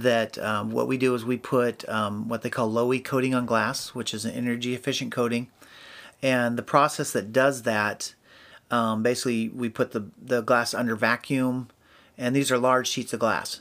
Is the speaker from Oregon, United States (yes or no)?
yes; Albany, Oregon, United States; moved away as an adult; also born or lived in Washington; now in Salem, United States; I was actually born and raised in Albany